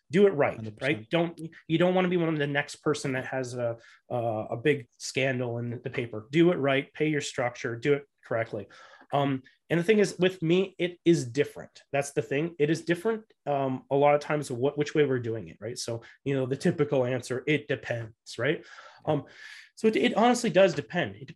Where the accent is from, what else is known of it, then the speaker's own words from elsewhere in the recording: Canada; I came from the Canadian background and I do 50 50.